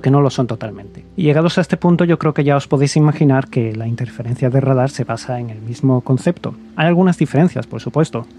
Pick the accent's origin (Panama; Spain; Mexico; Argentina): Spain; Gijón, Asturias; yo, que soy de Gijón, de Asturias